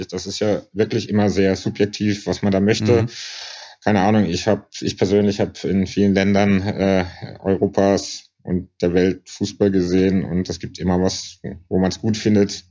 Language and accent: German; Karlsruhe, Baden-Württemberg, Germany; moved away as an adult; now in Berlin, Germany; Ich bin in Karlsruhe aufgewachsen